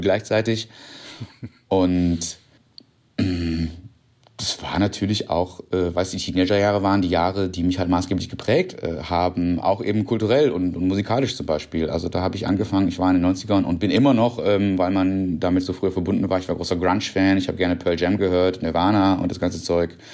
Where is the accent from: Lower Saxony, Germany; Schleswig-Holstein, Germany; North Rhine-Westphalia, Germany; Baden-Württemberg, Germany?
North Rhine-Westphalia, Germany; moved away as an adult; now in Berlin, Germany; Ich komme vom Niederrhein, also vom kleinen Dorf